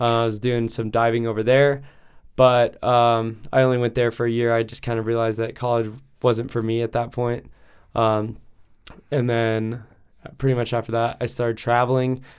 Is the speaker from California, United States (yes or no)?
no; Lakewood, Colorado, United States; I was born and raised here in Denver, um, Lakewood.